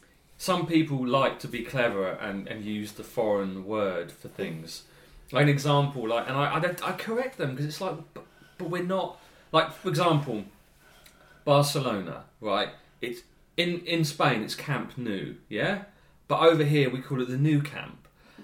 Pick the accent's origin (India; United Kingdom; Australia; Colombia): United Kingdom; England; we are English.